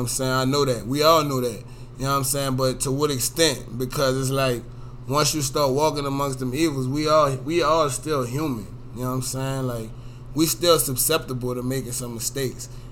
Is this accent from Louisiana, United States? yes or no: yes; Harvey, Louisiana, United States; I'm from Harvey